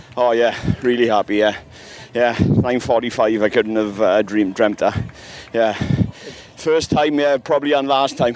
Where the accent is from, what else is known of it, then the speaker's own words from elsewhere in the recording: Wales, United Kingdom; I'm from Wales